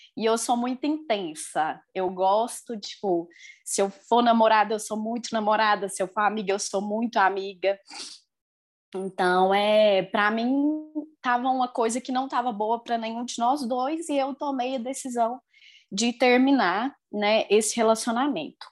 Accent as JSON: {"language": "Portuguese", "town": "Lagoa Formosa", "region": "Minas Gerais", "country": "Brazil", "said": "eu sou de Lagoa Formosa, Minas Gerais"}